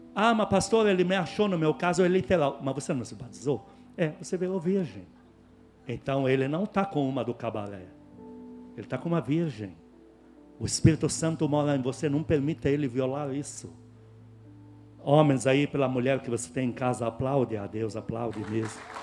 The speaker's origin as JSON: {"language": "Portuguese", "country": "Lebanon", "moved": "yes", "lives_now": "Brazil"}